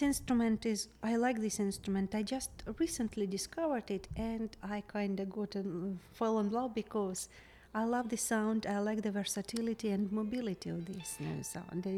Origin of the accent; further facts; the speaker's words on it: Kharkiv, Kharkiv Oblast, Ukraine; English is a second language; moved away as an adult; now in Charleston, United States; my hometown mm-hmm. in Kharkiv